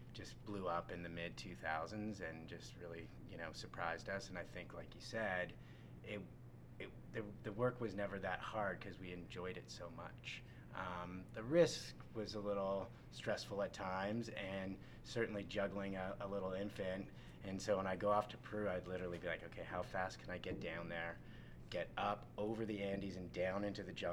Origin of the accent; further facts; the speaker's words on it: Canada; moved away as an adult; also born or lived in Los Angeles, United States; now in United States; I moved to the United States from Canada. I'm originally from Canada.